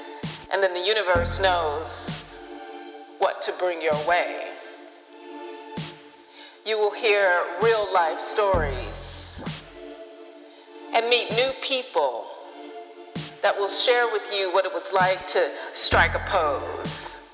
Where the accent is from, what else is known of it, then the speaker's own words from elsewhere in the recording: Detroit, Michigan, United States; moved away; also born or lived in Los Angeles, California; Growing up in Detroit